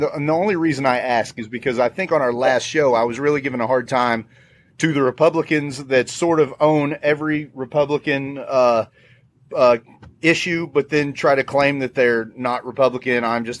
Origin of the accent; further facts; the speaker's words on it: most western county in Virginia, United States; I was in the most western county in Virginia is where I was raised.